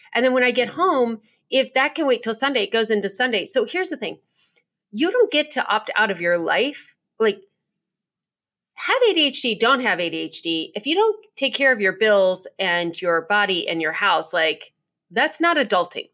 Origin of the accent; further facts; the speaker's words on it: United States; being an American and living in America